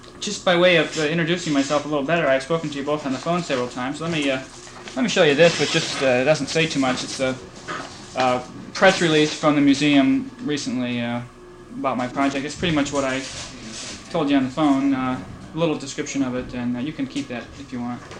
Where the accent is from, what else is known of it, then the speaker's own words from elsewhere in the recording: Detroit, Michigan, United States; moved away; my parents live out in Birmingham, and I grew up in Detroit